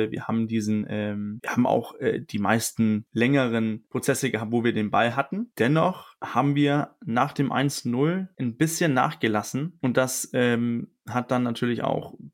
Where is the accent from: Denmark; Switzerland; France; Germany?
Denmark; ich bin auch Däne, ich darf das mit auch Vornamen mit dem Coach sein